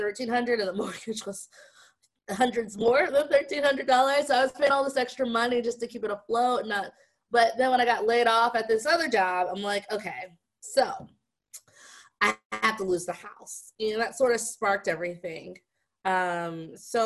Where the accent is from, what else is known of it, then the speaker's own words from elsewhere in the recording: Las Vegas, Nevada, United States; moved away as an adult; also born or lived in Ohio; Born and raised in Las Vegas